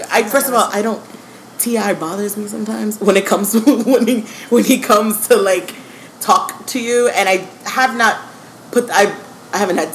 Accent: Parkland, Florida, United States; also born or lived in Miami; That is my hometown.

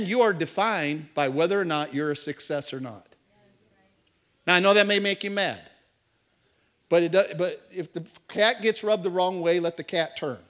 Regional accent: Tampa, Florida, United States; I'm from Tampa Bay

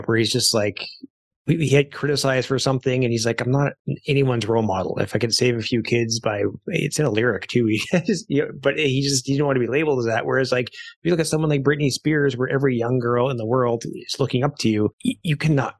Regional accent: Canada; I being Canadian, I like to go down to Florida, and I love to spend my winters there because that's what Canadians do.

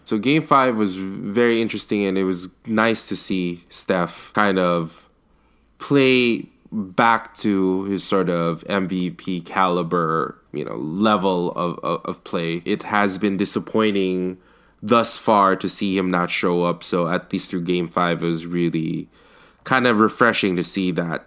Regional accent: the Bay Area, California, United States; I'm I'm from the Bay

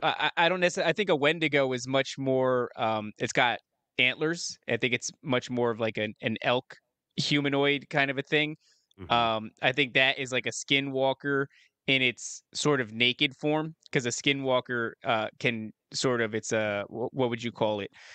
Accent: New Jersey, United States; moved away; also born or lived in upstate New York / Las Vegas; I'm from New Jersey originally

